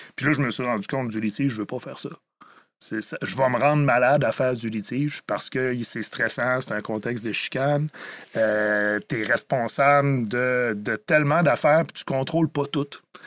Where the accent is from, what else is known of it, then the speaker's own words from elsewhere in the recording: Rivière-du-Loup, Quebec, Canada; Je viens de Rivière-du-Loup